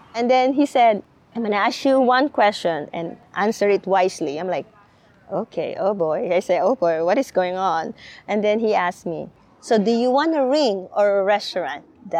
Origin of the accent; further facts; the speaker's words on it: Philippines; English is a second language; So for me, as a Filipino, this is what I answer to them.